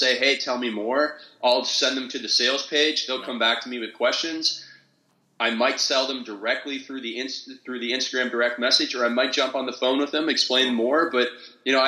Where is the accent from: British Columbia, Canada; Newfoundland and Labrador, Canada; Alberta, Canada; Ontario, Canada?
Ontario, Canada; Stratford; I grew up in Stratford, Ontario, and I say that because it's the same hometown as …